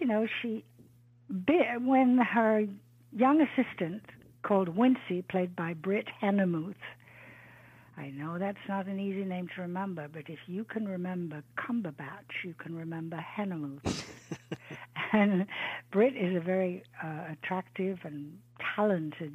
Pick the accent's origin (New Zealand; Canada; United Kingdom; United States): United Kingdom; England; I grew up in England